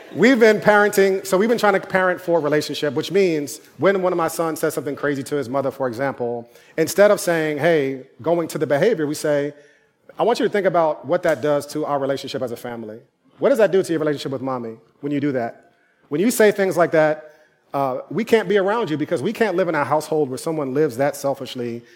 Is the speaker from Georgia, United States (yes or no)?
no; New York City, New York, United States; also born or lived in Durham, North Carolina; I'm from New York